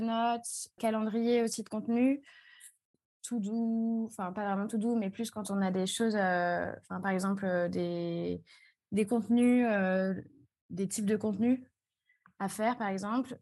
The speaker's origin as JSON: {"language": "French", "town": "Strasbourg", "region": "Grand Est", "country": "France", "also_born_or_lived": "Toulouse", "said": "j'ai 23 ans, je viens de Strasbourg."}